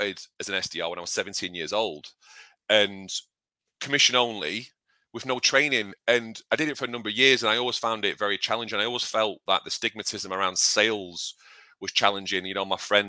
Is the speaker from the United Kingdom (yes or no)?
yes; United Kingdom; I'm British.